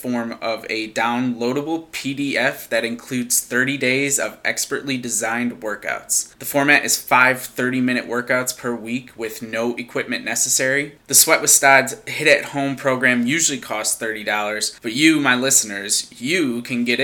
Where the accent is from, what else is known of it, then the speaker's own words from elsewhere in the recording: Syracuse, New York, United States; moved away; back in Syracuse, New York, my hometown